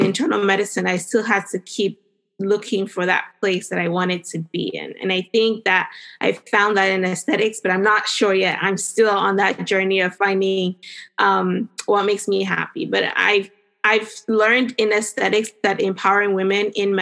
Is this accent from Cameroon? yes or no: yes; Cameroon; now in Northern Virginia, United States; I grew up in Cameroon, which is in West Africa.